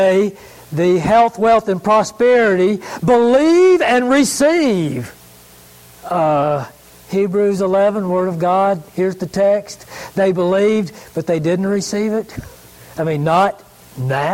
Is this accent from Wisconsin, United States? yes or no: no; Greenville, South Carolina, United States; I grew up in Greenville, and I had an uncle, kind of a famous uncle in the history of South Carolina